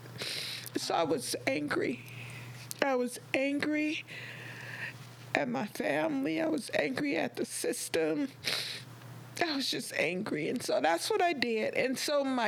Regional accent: Compton, California, United States; also born or lived in Lynwood, California; I grew up in Compton

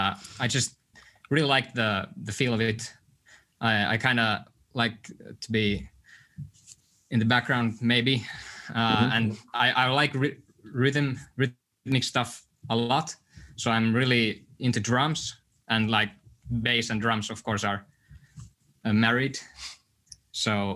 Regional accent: Helsinki, Uusimaa, Finland; I was born in Helsinki

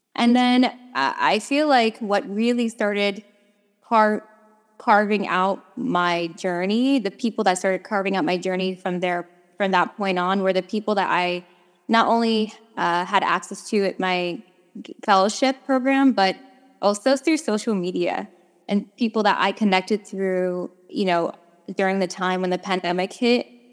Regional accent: New York, United States; moved away as an adult; I am originally from New York, uh, born, bred, raised, trained

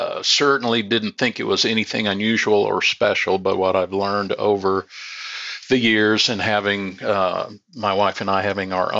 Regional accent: Sabetha, Kansas, United States; I still live in the same general area where I was born, a little tiny village really called Sabetha, Kansas

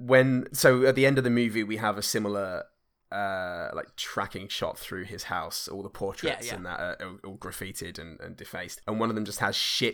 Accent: Oakland, California, United States; Bitch, you're barking up the wrong fucking tree. I'm from Oakland, ho!

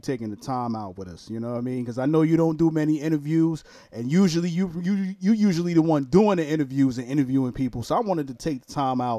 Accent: New York City, New York, United States; now in Jacksonville, United States; I'm originally from Brooklyn, New York, but I reside right now in Jacksonville, Florida

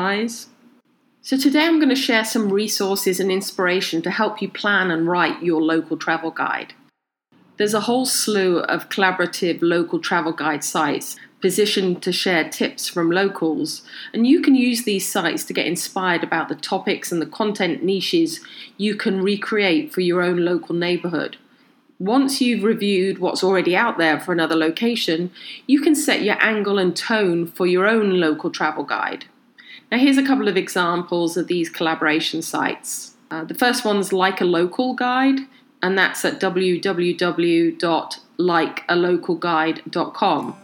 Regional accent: United Kingdom; now in Los Angeles, United States; I'm originally from the UK, and on a recent trip to my hometown in the UK

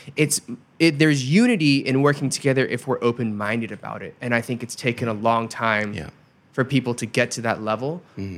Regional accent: United States; also born or lived in Korea; I don't belong in Korea because it's I'm too American. I don't belong in America because I'm too Korean

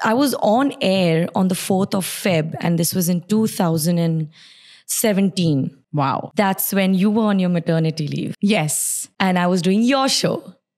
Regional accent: Sharjah, United Arab Emirates; also born or lived in Surat, India / Bahrain; now in Dubai, United Arab Emirates; it's Sharjah because I grew up in Sharjah. I stayed in Sharjah, but my school, college, work, everything was in Dubai

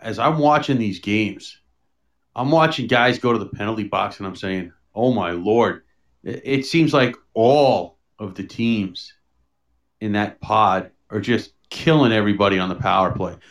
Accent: New York City, New York, United States; I grew up in New York City

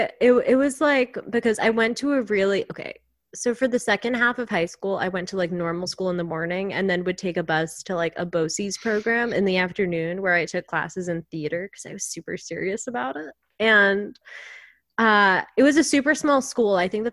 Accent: Long Island, New York, United States; I was on Long Island.

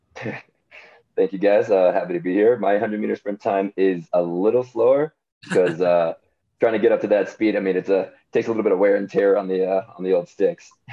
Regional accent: San Diego, California, United States; growing up in San Diego

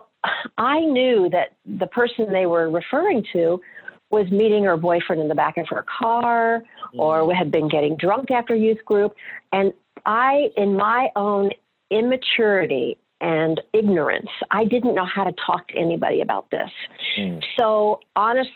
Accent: Fort Lauderdale, Florida, United States; I'm a Florida girl by birth, actually a sixth generation Floridian. We are sharing that in common. Mm-hmm. I grew up in Fort Lauderdale, Florida

